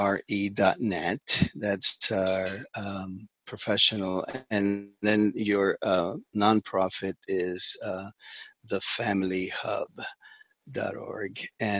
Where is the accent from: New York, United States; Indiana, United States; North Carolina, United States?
New York, United States; born there; I was born in New York.